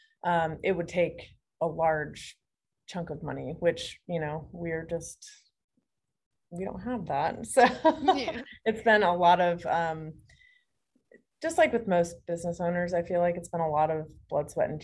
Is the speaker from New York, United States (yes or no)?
no; Phoenix, Arizona, United States; moved away; I'm from Phoenix